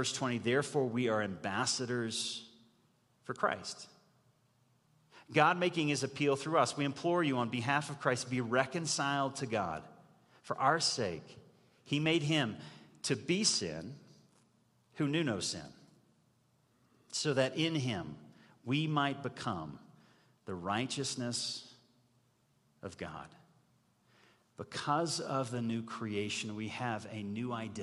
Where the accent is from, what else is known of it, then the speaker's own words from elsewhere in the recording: United States; as an American